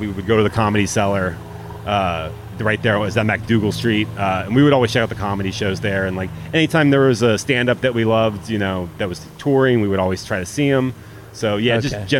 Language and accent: English; Florida, United States; now in Pittsburgh, United States; So me not being from Pittsburgh, like... Okay, so I'm from Florida.